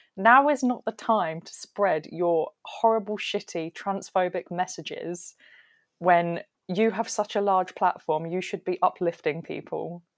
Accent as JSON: {"language": "English", "region": "southern England", "country": "United Kingdom", "said": "we don't say any of this down south"}